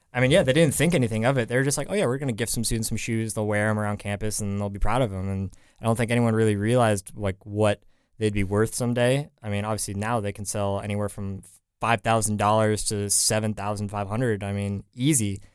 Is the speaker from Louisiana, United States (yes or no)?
no; San Francisco, California, United States; moved away; was back home in San Francisco, 'cause I'm from the Bay Area